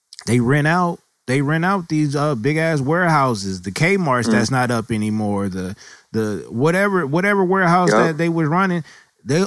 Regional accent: California, United States; I'm from Cali. We ain't got nothing but basketball out here

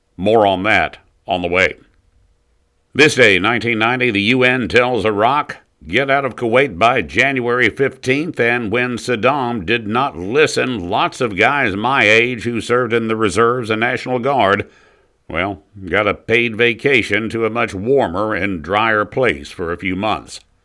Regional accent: the South, United States; we're pretty amenable here in the South to outsiders

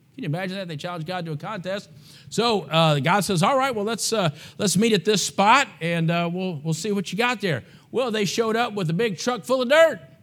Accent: United States; I'm an American.

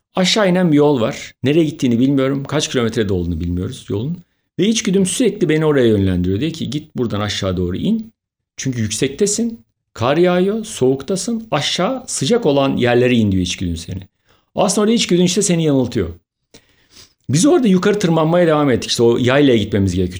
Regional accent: Istanbul, Turkey

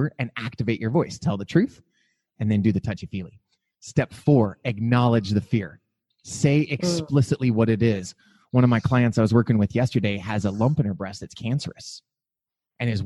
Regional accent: Montana, United States; now in Phoenix, United States; I'm from Montana

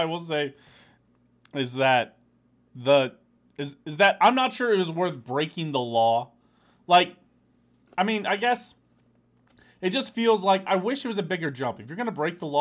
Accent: Kansas City, Missouri, United States; now in Albuquerque, United States; I'm from Kansas City, Missouri. I'm now living in Albuquerque, New Mexico

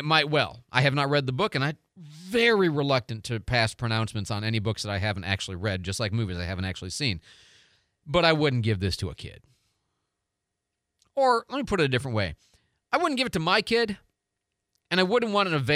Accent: Chicago, Illinois, United States; now in Pensacola, United States; I grew up in Chicago

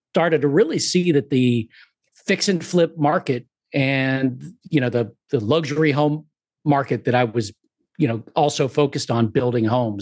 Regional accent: Sarasota, Florida, United States; also born or lived in Southern California / Las Vegas; now in Puerto Rico; I grew up in the Sarasota area, Florida, a little south of Sarasota, near the water

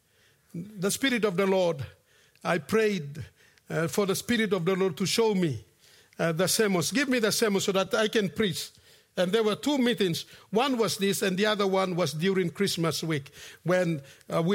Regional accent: Efogi, Central Province, Papua New Guinea; moved away; I'm from Efogi Mount Koyari along the Kokoda Trail

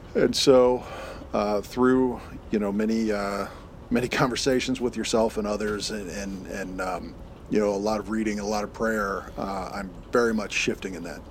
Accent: United States; I'd formed my identity as American

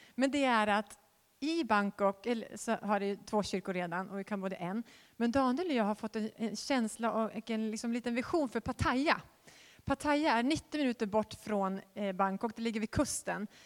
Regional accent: Västerås, Västmanland, Sweden; jag är född i Västerås

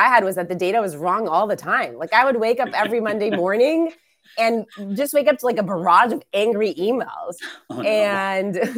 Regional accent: Israel; moved away; I was born and raised in Israel

